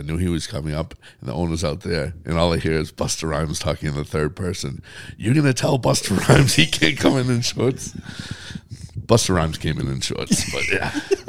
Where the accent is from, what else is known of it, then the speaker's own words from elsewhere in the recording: Boston, Massachusetts, United States; especially for me growing up in Boston sports